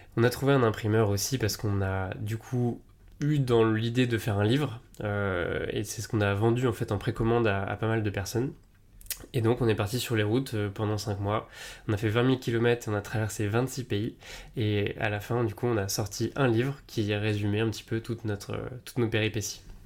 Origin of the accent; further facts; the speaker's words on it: Tours, Centre-Val de Loire, France; moved away as an adult; also born or lived in Marseille / Paris; je viens de Tours